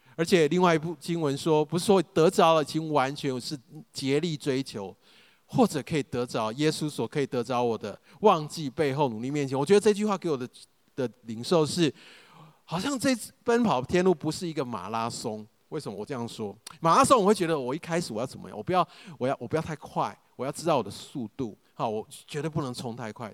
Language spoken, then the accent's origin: Chinese; Taichung, Taiwan; also born or lived in United States / Taipei; 我其实从小就在东海大学校园长大